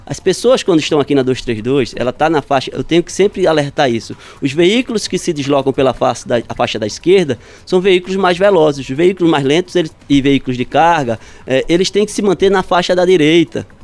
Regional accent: Recife, Pernambuco, Brazil; Eu sou recifense, recifense.

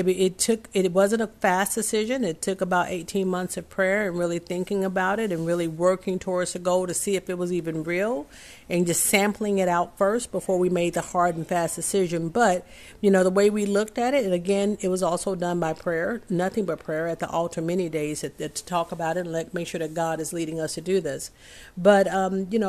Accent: the South, United States; I'm from the South

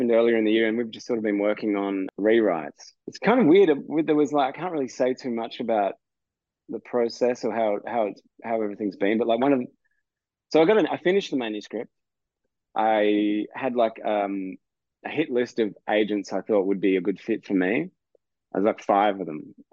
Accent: Australia; I'm a heterosexual, straight Australian

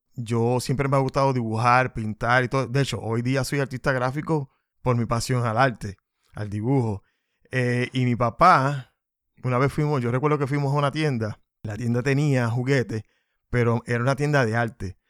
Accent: Puerto Rico; somos dos puertorriqueños

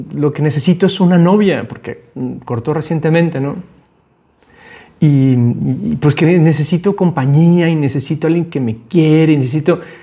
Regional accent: Guadalajara, Jalisco, Mexico; also born or lived in Panama; cuando yo estaba morrito, me vine a vivir de Panamá a Guadalajara, llegué a vivir a casa de mis abuelos

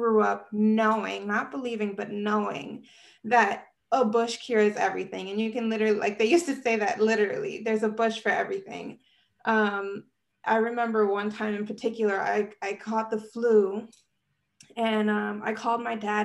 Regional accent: New York City, New York, United States; I was born and raised in New York City. So I am a real city girl

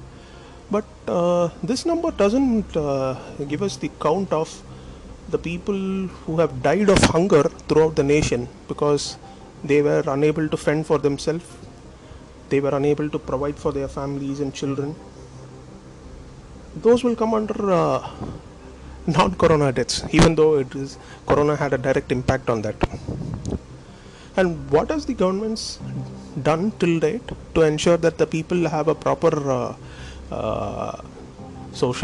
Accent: Tamil Nadu, India; my country is India. I'm from India, and I'm from the southern part of the nation called Tamil Nadu.

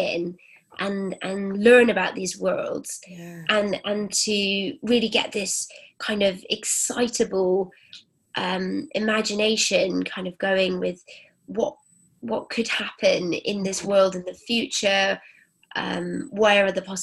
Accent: Cornwall and Wiltshire, South West England, United Kingdom; moved away as an adult; also born or lived in Rome; So I grew up sort of between Cornwall and Wiltshire in the countryside. So it was very English

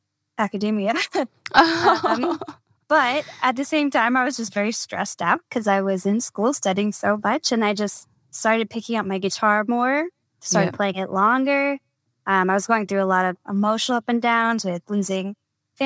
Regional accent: California, United States; now in Los Angeles, United States; as a Californian

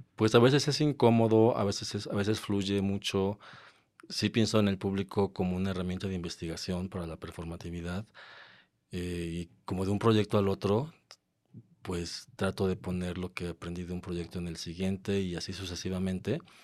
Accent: Mexico; moved away as an adult; also born or lived in London / Mexico City; cuando volví a México. Después de, después de estar en Londres unos años

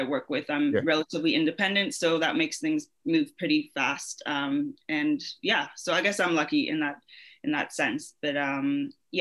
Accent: London, Ontario, Canada; moved away as an adult; also born or lived in South Africa; now in Mississauga, Canada; Born and raised in London, Ontario

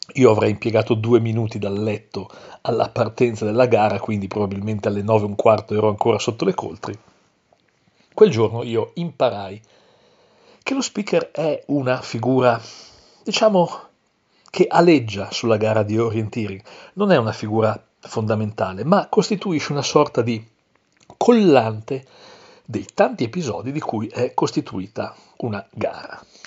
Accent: Coredo, Trentino-Alto Adige, Italy; Coredo, tra tutti i posti possibili Coredo, il mio paese

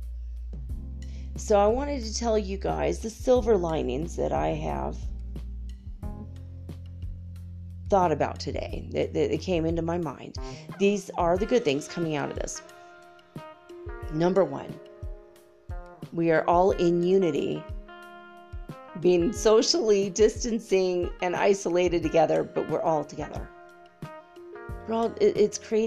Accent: United States; I'm an American, you know, it's like almost like born and bred into us for 200 years.

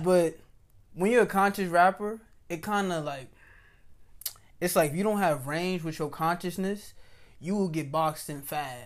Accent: New York City, New York, United States; I'm from New York City.

